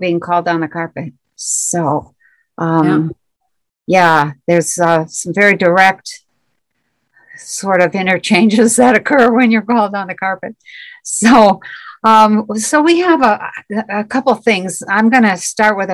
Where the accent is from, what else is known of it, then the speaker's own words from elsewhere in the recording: Michigan, United States; I am from Michigan in the U.S.